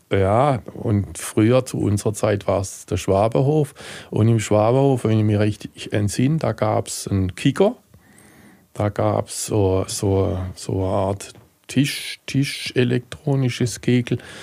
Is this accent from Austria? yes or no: no; Heilbronn, Baden-Württemberg, Germany; Und ich komme aus Heilbronn, bin in Heilbronn geboren, bin bekennender Heilbronner